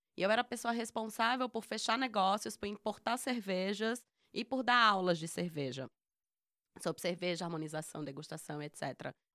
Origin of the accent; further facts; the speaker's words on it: Northeast Region, Brazil; a gente, como nordestina